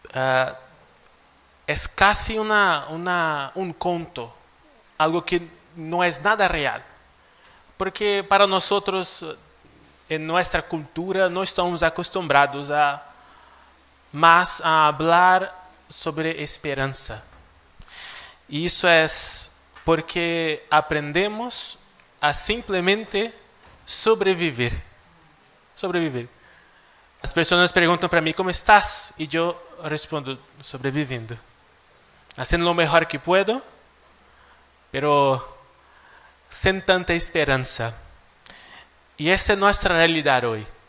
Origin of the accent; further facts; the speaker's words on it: Cuiabá, Mato Grosso, Brazil; moved away as an adult; now in Santiago, Chile; eu sou de Brasil uma região pequena, uma, uma pequena ciudad, Cuiabá, Mato Grosso